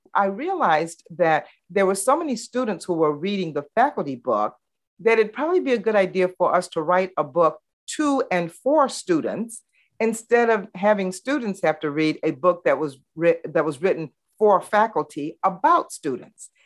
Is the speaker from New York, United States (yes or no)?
no; Baton Rouge, Louisiana, United States; growing up in the Jim Crow South, where Baton Rouge was very, very segregated, and I actually integrated Glen Oaks High School